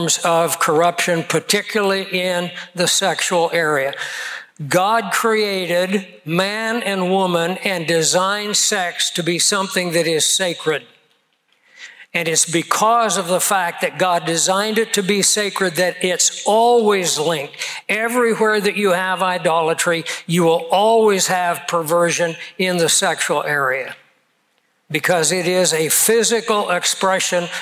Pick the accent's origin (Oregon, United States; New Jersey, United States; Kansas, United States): Kansas, United States; growing up in Kansas